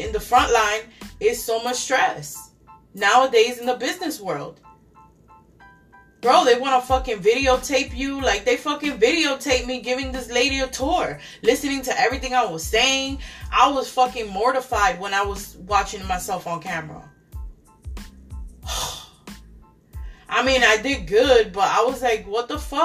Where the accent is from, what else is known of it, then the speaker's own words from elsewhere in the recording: New York City, New York, United States; moved away; I come from New York City